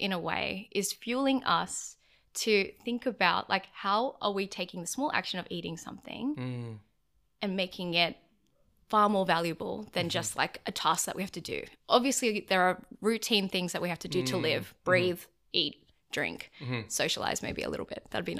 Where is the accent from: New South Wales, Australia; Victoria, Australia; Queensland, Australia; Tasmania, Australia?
New South Wales, Australia; Prairie Wood; So I grew up and in Prairie Wood in Fairfield area, and I went to school in Marylands.